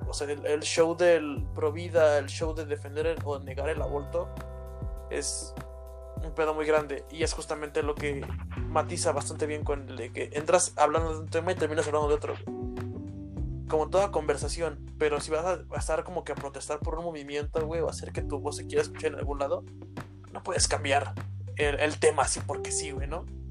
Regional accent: Mexico; aquí en mi país, bueno, aquí en México

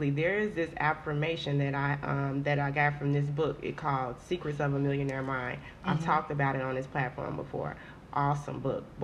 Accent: Haines City, Florida, United States; moved away as an adult; also born or lived in Orlando, Florida; now in Texas, United States; I moved from Florida. I was born and raised in Florida. Mm-hmm. Shout out to Haines City, Florida.

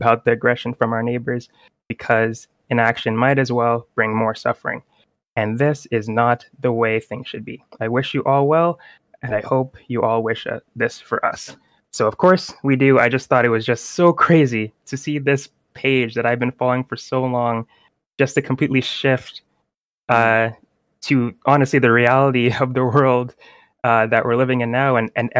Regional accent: Kyiv, Ukraine; English is a second language; I'm Ukrainian. I was born in Kyiv, Ukraine. I have been living on this land, my home, for 27 years now.

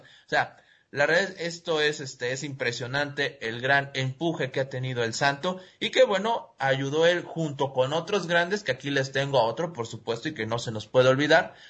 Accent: Mexico

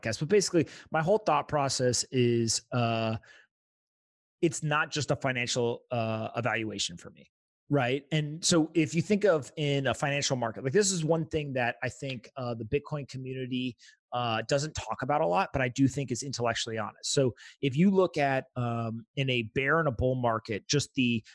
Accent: United States; I'm an American citizen

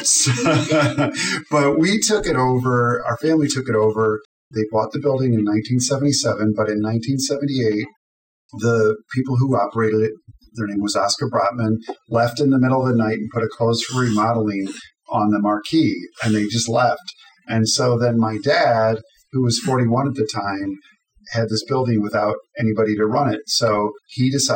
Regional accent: Downers Grove, Illinois, United States; I was born in Downers Grove in 1966

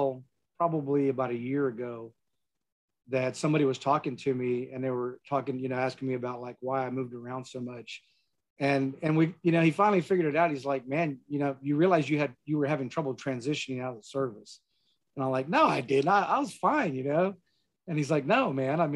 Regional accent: San Antonio, Texas, United States; I grew up in San Antonio

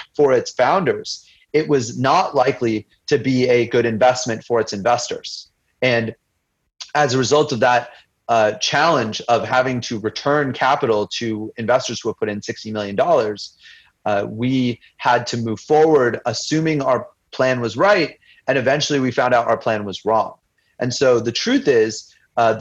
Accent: United States; I grew up as an Indian immigrant to the United States

